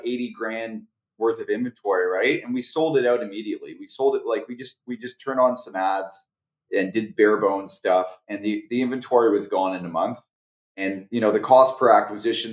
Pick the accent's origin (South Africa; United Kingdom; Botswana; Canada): Canada; I'm Canadian.